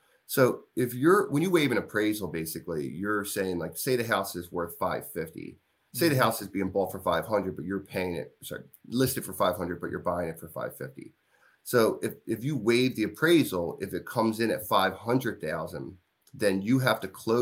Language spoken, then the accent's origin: English; Glenolden, Pennsylvania, United States; now in Glen Mills, United States; I grew up in Glen Olden